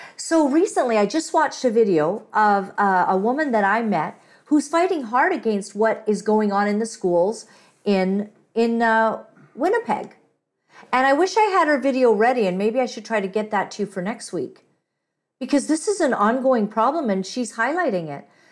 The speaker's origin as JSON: {"language": "English", "town": "Kampala", "region": "Central Region", "country": "Uganda", "tie": "born or raised there", "moved": "yes", "lives_now": "Canada", "said": "I'm not Indian, but I was born in Kampala"}